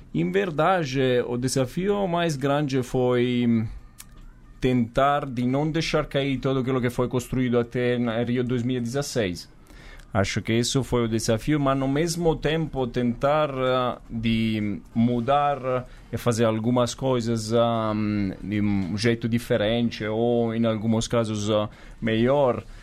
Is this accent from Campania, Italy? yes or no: yes; Sessa Aurunca, Campania, Italy; Portuguese is a second language; moved away as an adult; also born or lived in New Zealand; now in São Paulo, Brazil; eu venho do sul da Itália, venho de um lugar que se chama Sessaurunca, que é, falamos uma 50 minutos da a Napoli.